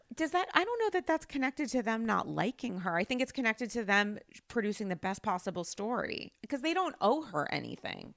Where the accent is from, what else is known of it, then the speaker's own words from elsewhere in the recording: Rhode Island, United States; now in New York, United States; I'm from Rhode Island, the smallest state in the country, an identity that I'm incredibly proud